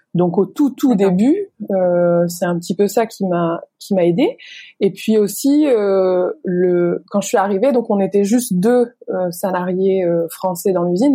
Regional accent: the Nord, near Lille, Hauts-de-France, France; moved away as an adult; also born or lived in China; now in Vietnam; dans le Nord, je viens du Nord, de pourquoi à côté de Lille

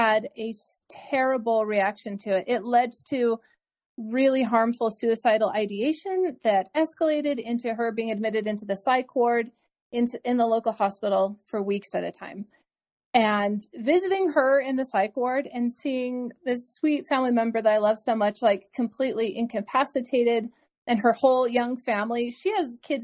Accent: Wyoming, United States; I was growing up in Wyoming and they have a great school of pharmacy program

